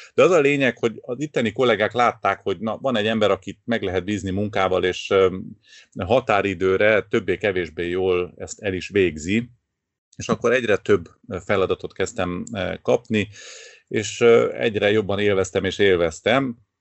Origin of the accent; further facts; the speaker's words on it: Târgu Mureș, Mureș County, Romania; moved away as an adult; now in Cluj-Napoca, Romania; valahol Marosvásárhelyen születtem